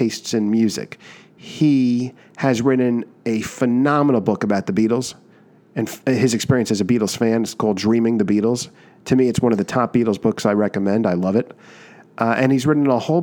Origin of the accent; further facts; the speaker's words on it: United States; Growing up near New York City